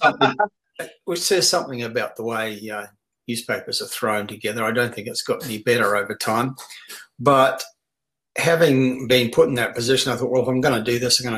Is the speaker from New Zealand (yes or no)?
yes; New Zealand; moved away as an adult; also born or lived in Brisbane, Australia; now in Australia; born and bred in New Zealand